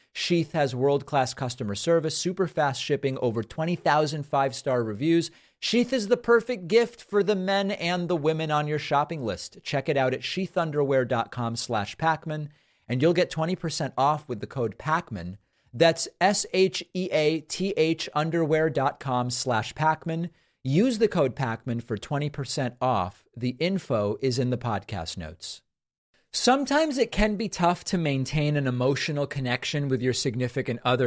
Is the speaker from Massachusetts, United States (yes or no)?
yes; Massachusetts, United States; When I was growing up in Massachusetts